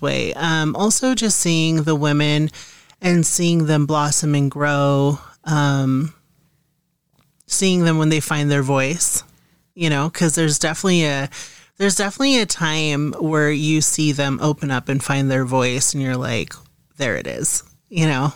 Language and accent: English; Montana, United States; moved away; I'm originally from Montana